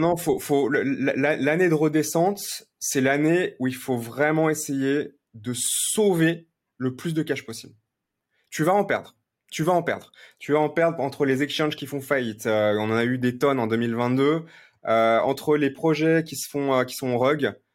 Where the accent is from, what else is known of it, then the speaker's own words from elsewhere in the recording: Lyon, Auvergne-Rhône-Alpes, France; je suis né à Lyon